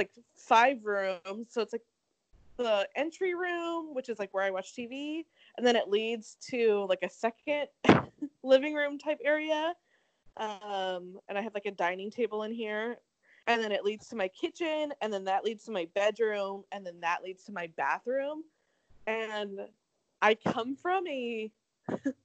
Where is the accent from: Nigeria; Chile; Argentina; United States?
United States; Arizona; moved away; also born or lived in Seattle; growing up in Arizona. And then, like, moving to Seattle